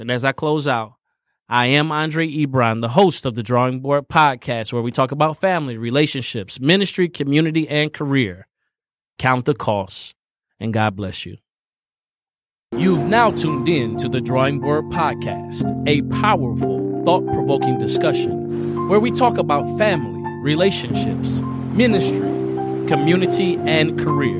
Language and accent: English; Indiana, United States; I grew up in Indiana